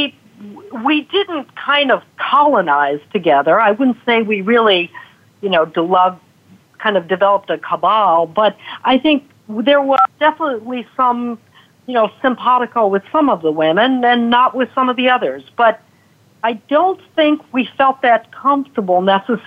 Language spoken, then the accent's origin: English; Chicago, Illinois, United States; also born or lived in Montclair, New Jersey; now in Pennsylvania, United States; I was raised in Chicago.